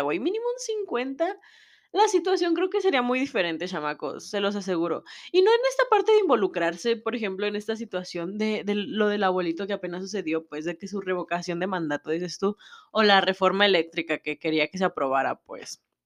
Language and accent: Spanish; Mexico; yo sé cómo es la situación en mi país, yo sé cómo es la situación en México